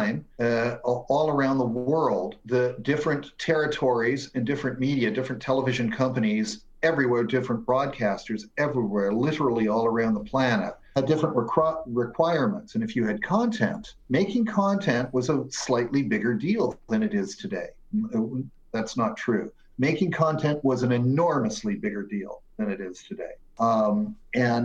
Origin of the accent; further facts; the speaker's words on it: Hamilton, Ontario, Canada; now in Toronto, Canada; I am from Hamilton